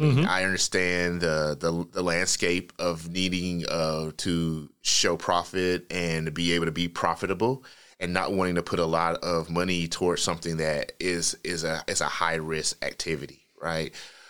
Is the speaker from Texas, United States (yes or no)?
no; Atlanta, Georgia, United States; So, I'm from Atlanta, and so I'm a huge … fan.